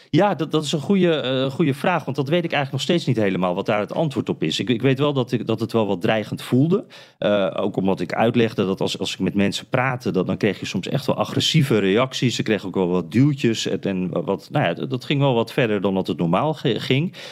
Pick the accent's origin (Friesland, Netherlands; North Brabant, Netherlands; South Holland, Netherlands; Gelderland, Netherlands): Friesland, Netherlands; moved away as an adult; now in United States; Ik kom uit Friesland